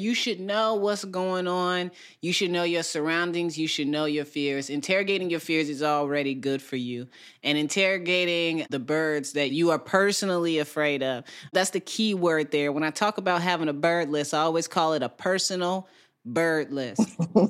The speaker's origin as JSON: {"language": "English", "region": "Midwest", "country": "United States", "tie": "born or raised there", "said": "geese are not on my bird list because I grew up in the Midwest."}